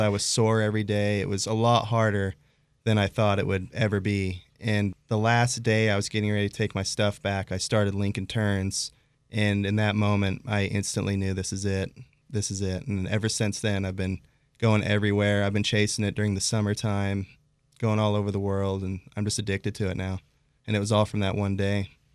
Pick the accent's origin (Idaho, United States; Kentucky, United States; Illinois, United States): Idaho, United States; Pocatello; I grew up in Pocatello, Idaho